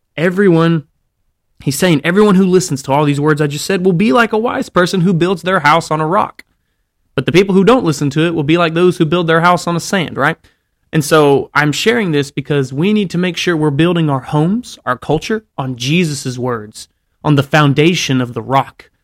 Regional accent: Alabama, United States; I grew up in Alabama

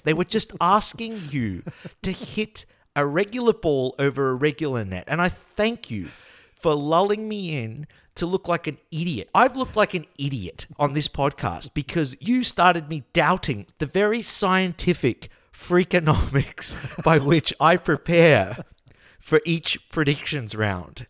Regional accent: Australia; also born or lived in Denmark / Poland; as an Australian slash Dane

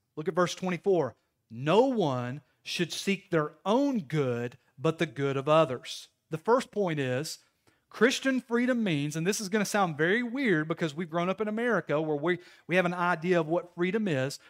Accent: Knoxville, Tennessee, United States; I'm from Knoxville. I grew up in the inner city

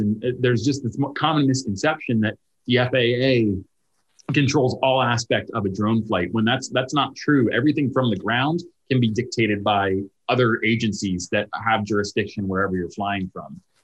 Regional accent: Pennsylvania, United States; moved away; So I grew up in an area and I visit my, my hometown quite often uh, where we have a, a state park. It's Little Pine State Park.

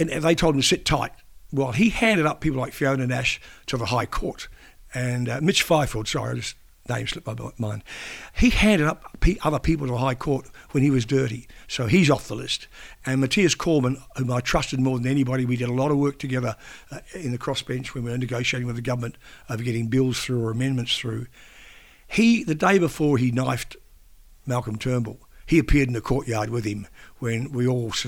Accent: New Zealand; now in Australia; being a New Zealander

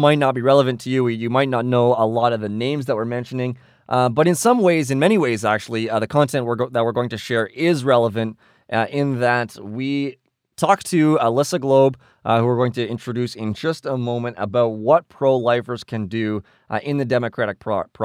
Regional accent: Canada; we are from Canada

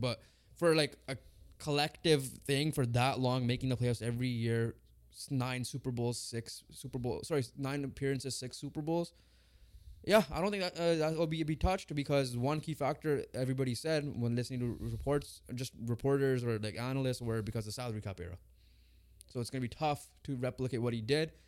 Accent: Canada; we're Canadian

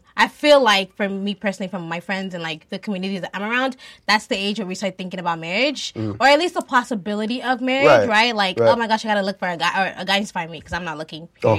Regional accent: Nigeria; we're Nigerian

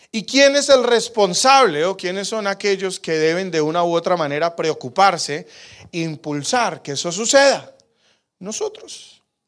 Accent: Colombia; now in Calgary, Canada; yo soy colombiano

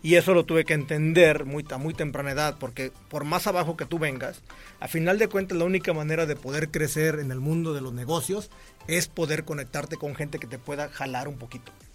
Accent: Cihuatlán, Jalisco, Mexico; moved away; also born or lived in Colima; en Jalisco, en Cihuatlán, que es mi pueblo.

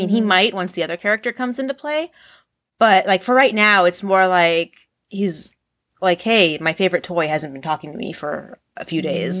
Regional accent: United States; We're American.

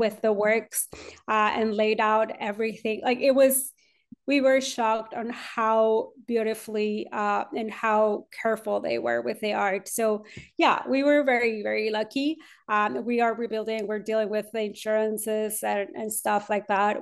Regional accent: Monterrey, Nuevo León, Mexico; moved away as an adult; now in Austin, United States; I was born and raised in Monterrey, Mexico

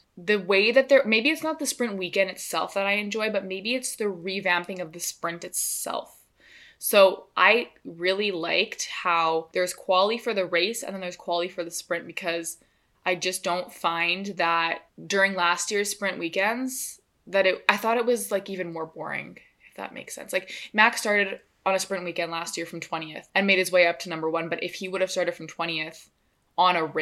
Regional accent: Canada; we're from Canada

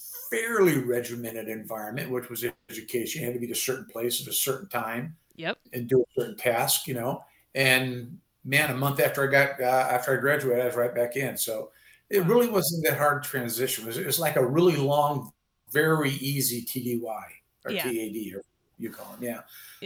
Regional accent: Bay Area, California, United States; moved away as an adult; now in Utah, United States; I grew up in California in the Bay Area in the 60s.

